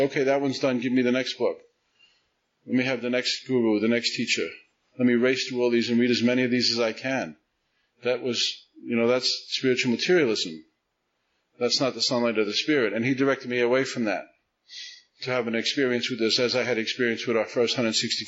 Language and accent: English; New York City, New York, United States; I grew up in Staten Island